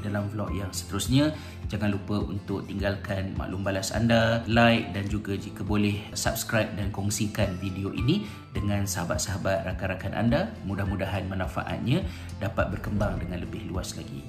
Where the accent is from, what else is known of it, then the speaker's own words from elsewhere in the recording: Malaysia; moved away; also born or lived in Finland; kami orang Malaysia